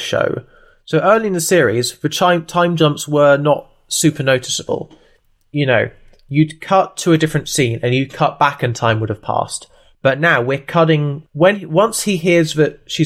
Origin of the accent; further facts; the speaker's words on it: Brighton, South East England, United Kingdom; also born or lived in Tooting, London; I was born in South London and have lived in Brighton since the age of 3. So that's why I sound like this